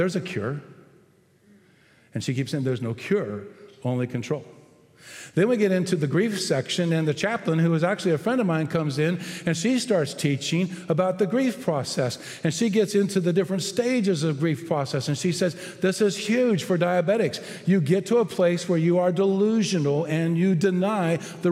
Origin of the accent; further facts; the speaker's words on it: Texas, United States; I'm a Texan